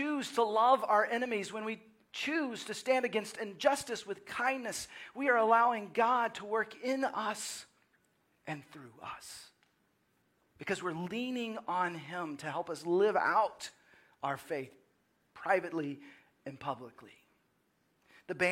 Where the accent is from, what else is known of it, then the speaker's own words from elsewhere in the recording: Dallas, Texas, United States; moved away as an adult; also born or lived in Waco / Seattle / Los Angeles; growing up in the Dallas area and then spending time in college in Waco and then moving to Seattle and then Los Angeles and now Austin